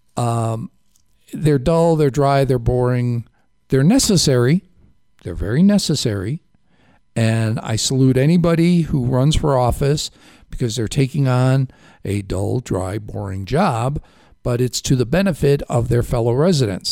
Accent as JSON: {"language": "English", "town": "Chicago", "region": "Illinois", "country": "United States", "accent": "Chicago", "said": "my Chicago accent"}